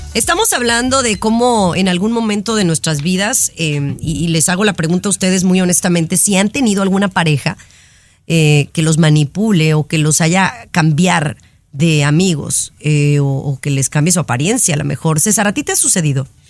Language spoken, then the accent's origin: Spanish; Mexico; mi gente mexicana, que somos la mayoría